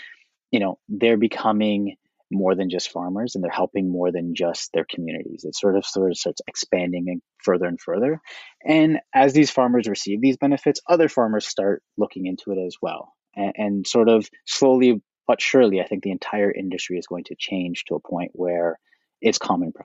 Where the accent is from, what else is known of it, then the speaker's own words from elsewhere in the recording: Toronto, Ontario, Canada; now in Vancouver, Canada; I am Canadian originally. I was born and raised in Toronto.